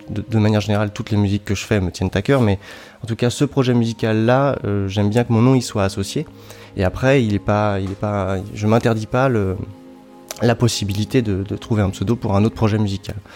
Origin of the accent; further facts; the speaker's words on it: Brittany, France; now in Lyon, France; je suis pas né à Lyon, moi je suis né en, Bretagne, je, suis, je viens du sud de la Bretagne dans un petit village au bord de la mer.